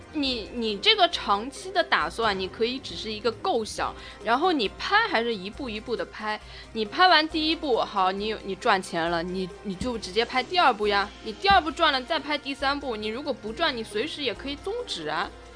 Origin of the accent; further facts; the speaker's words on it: China; 我们中国人，因为我们以前的，呃，防盗墓贼的技术也很多的